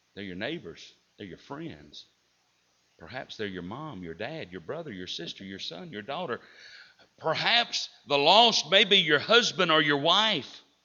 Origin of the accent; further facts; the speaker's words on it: Southern United States, United States; accent: Southern; I'm well versed in Southern English. I know what y'all means